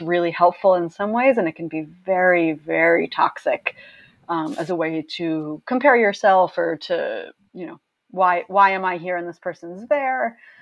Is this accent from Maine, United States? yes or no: yes; Maine, United States; now in New York City, United States; I grew up in Maine